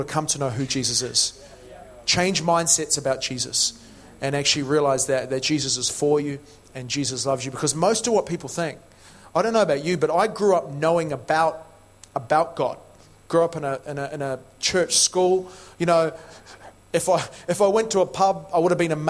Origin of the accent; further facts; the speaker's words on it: New Zealand; moved away as an adult; also born or lived in Matamata (Hobbiton), New Zealand; now in United Kingdom; I'm originally from New Zealand.